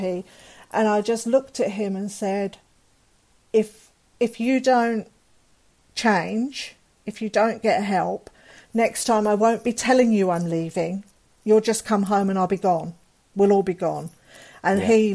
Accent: England, United Kingdom; moved away as an adult; I love being English

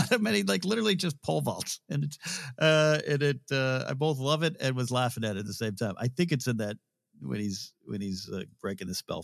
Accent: Rio Grande, Ohio, United States; We had in my hometown in the village of Rio Grande, there's a swinging bridge. It's much more stable than this one.

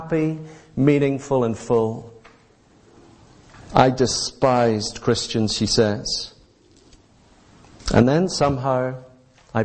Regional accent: Northern Ireland, United Kingdom; growing up in Northern Ireland when the Troubles were still raging in the land

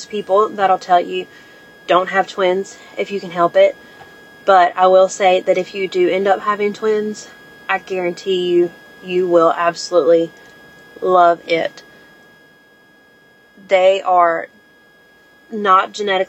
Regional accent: Eastern North Carolina, United States; I'm from Eastern North Carolina.

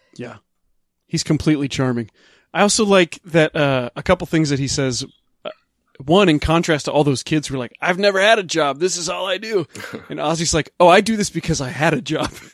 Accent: Midwest, United States; I grew up in the Midwest in the late nineteen eighties at the tail end of the Satanic Panic in a very religious family.

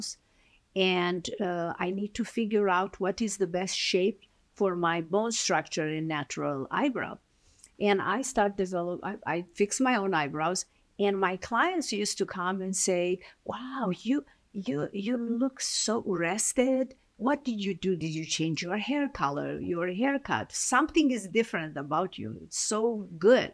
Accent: Romania; English is a second language; moved away as an adult; now in United States; I was born in Romania. Yeah. I emigrated in end of 1989

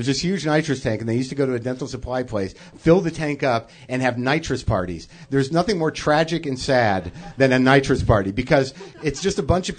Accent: East Coast, United States; now in Los Angeles, United States; I mean, I come from the East Coast where we drive in fire.

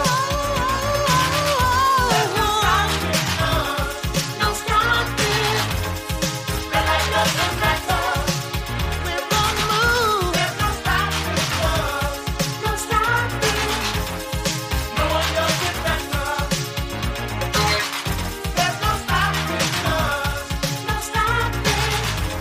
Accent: Philadelphia, Pennsylvania, United States; also born or lived in Los Angeles; my hometown of Philadelphia

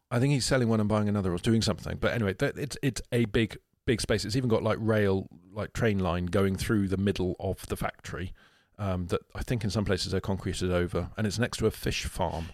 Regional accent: United Kingdom; We're British.

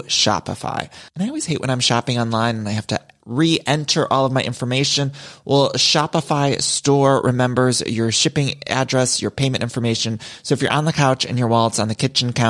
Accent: Ohio, United States; now in Los Angeles, United States; I'm from Ohio. I live in LA, but I'm from Ohio

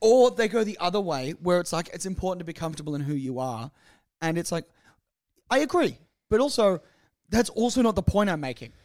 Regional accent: Australia; I'm Australian

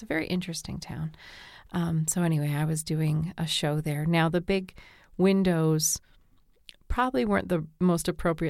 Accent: New Brunswick, Canada; Well, near where I did some of my growing up in New Brunswick, over the border, there was Calais, Maine

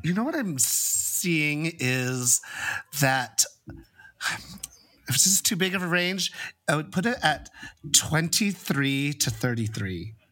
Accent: San Francisco, California, United States; growing up in San Francisco around this culture

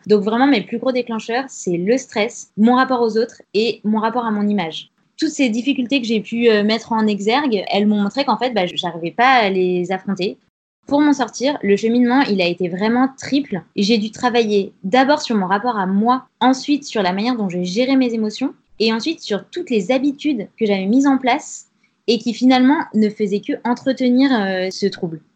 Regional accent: Grenoble, Auvergne-Rhône-Alpes, France; J'ai 29 ans, je viens de Grenoble

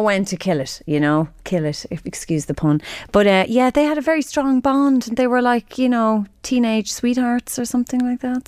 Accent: Drogheda, Leinster, Ireland; moved away; I'm from Drogheda

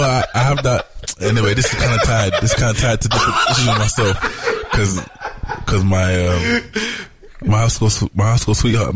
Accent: London, United Kingdom; moved away as an adult; now in Amsterdam, Netherlands; I was from London.

